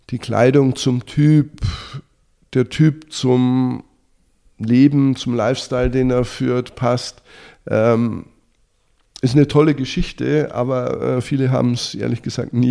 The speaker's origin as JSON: {"language": "German", "region": "Bavaria", "country": "Germany", "said": "Ähm, als Bayer natürlich schon Biertrinker"}